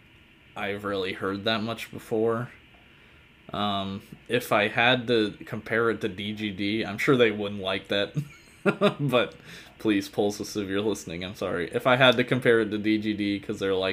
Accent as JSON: {"language": "English", "region": "Virginia", "country": "United States", "moved": "yes", "lives_now": "Kentucky, United States", "said": "I'm from Virginia"}